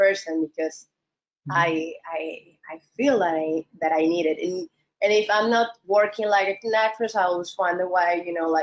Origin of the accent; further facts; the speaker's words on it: Peru; moved away as an adult; also born or lived in Mexico; I love my country